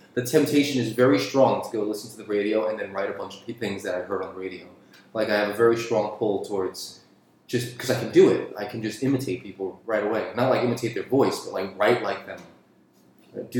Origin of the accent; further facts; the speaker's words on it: New York City, New York, United States; where I grew up in Queens